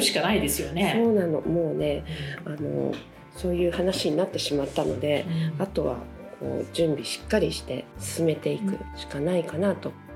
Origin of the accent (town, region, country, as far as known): Japan; now in France